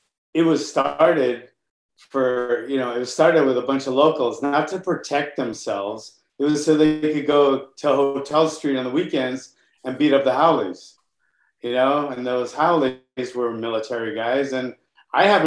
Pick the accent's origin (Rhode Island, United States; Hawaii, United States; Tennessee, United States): Hawaii, United States; I grew up in Hawaii. I started really young there